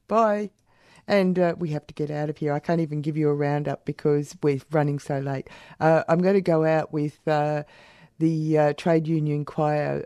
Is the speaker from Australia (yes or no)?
yes; Warrnambool, Victoria, Australia; moved away; I came from Warrnambool